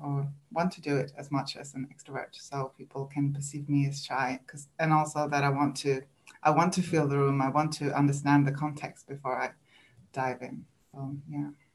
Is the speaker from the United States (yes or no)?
no; Sweden; English is a second language; moved away as an adult; now in New Zealand; English is not my first language. I'm from Sweden